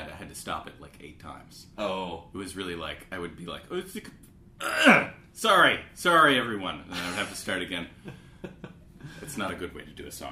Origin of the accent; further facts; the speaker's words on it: Canada; Yes, I'm French Canadian.